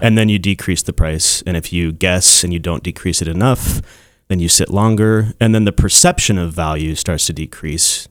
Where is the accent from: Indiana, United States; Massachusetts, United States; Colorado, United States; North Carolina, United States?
Colorado, United States; Castle Rock; I'm from Castle Rock